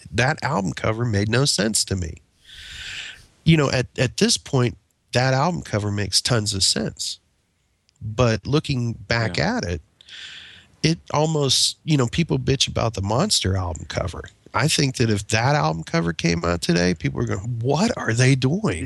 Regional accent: United States; also born or lived in Pennsylvania / Ohio; now in Southern United States; I grew up in the Ohio and Pennsylvania region of the United States

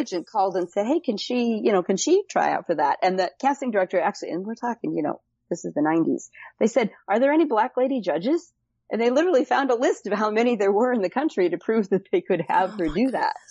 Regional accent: Cleveland, Ohio, United States; moved away as an adult; now in California, United States; I'm from Cleveland, Ohio originally, uh, and moved out to California

